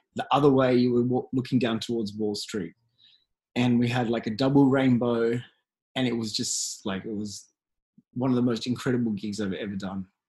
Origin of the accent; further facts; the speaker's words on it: Australia; I'm from Australia